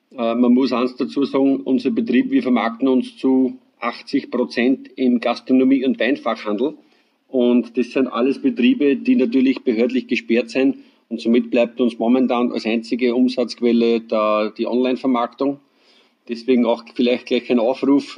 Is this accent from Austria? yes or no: yes; Deutschkreuz, Burgenland, Austria; Ich komme aus dem schönen Mittelburgenland, äh, genauer gesagt aus dem schönen Weinort Deutschkreuz